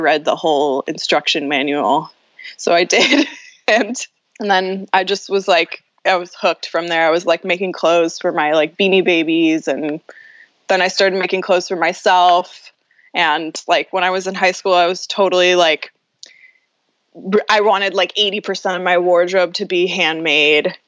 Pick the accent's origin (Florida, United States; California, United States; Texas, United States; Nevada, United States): California, United States; Los Angeles; I grew up in Venice, California, which is in Southern California